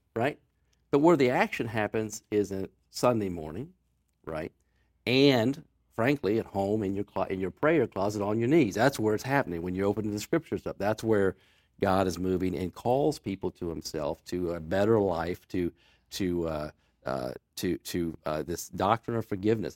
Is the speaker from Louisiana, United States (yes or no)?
no; Newport News, Virginia, United States; I grew up in Hampton Roads, went to school in Newport News. I was, I was born at Riverside Hospital.